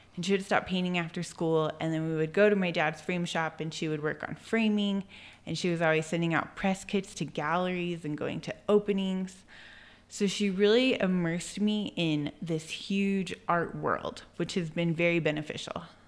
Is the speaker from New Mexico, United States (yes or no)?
yes; Albuquerque, New Mexico, United States; also born or lived in Santa Clara Pueblo; I was born in Albuquerque. I grew up in Albuquerque. I lived there until two thousand nine, until I was about twenty-two.